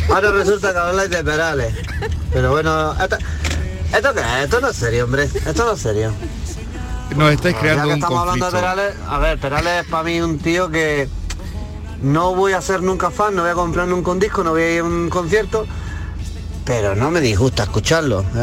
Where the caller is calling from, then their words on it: Granada, Andalusia, Spain; Hola, buenos días … de Granada.